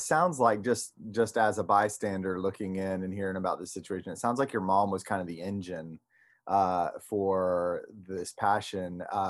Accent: Palatka, Florida, United States; I grew up in Palatka too

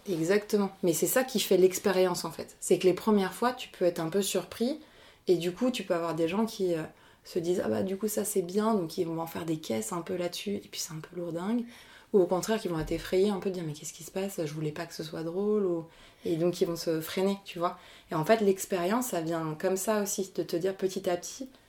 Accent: Argenteuil, Île-de-France, France; j'ai grandi à Argenteuil

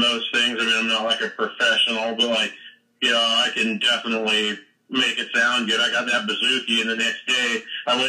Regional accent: Centerville, Utah, United States; also born or lived in Salt Lake City, Utah / Alaska / California; I've been here my whole life. It's just kind of born and raised in Utah

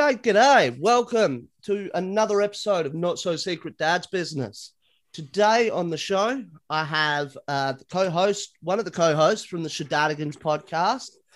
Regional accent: Australia; being an Australian, we sound as Australian as possible

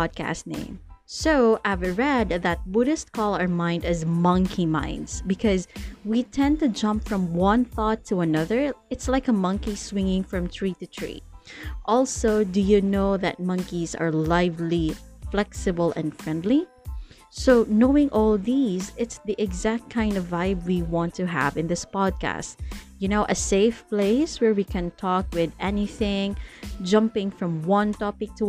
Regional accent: Cebu City, Central Visayas, Philippines; we're from the Queen City of the South. Yes, that's Cebu. So you can expect Bisaya or English in this podcast.

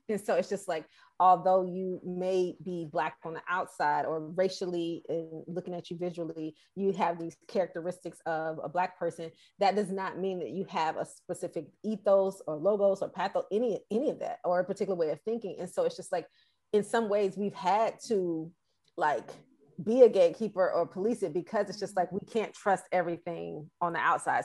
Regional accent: Atlanta, Georgia, United States; moved away; also born or lived in Boston; I'm born and raised in Atlanta.

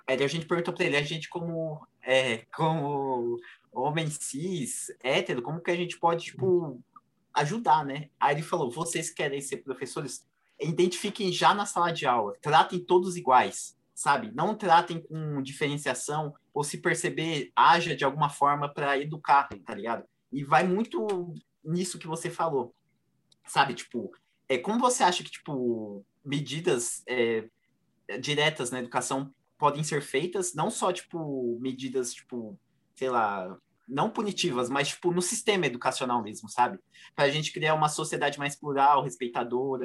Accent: São Paulo, Brazil; eu sou de São Miguel

